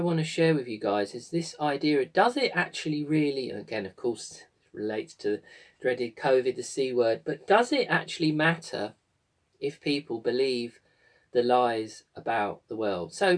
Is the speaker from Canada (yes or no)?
no; United Kingdom; here in my home country of the amazing Glastonbury